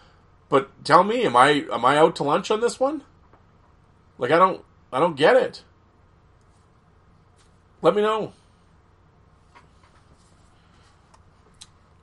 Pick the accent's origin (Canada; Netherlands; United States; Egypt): Canada; as a fan of the page, as a Canadian, I have my own top 5 enforcers list.